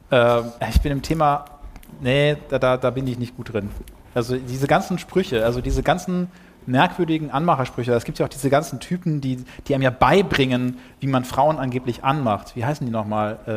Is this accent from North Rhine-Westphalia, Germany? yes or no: yes; Duisburg, North Rhine-Westphalia, Germany; Ihr müsst wissen, ich bin ja Ruhrpottler, ich bin aus Duisburg, da hält man nichts von Recklinghausen